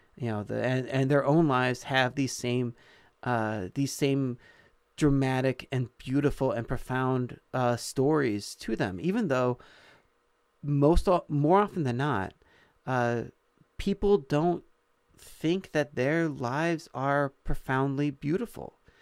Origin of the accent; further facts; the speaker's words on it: Illinois, United States; when we moved to where I did most of my growing up in Michael, Illinois, um, I was, uh, mm, five, six, seven years old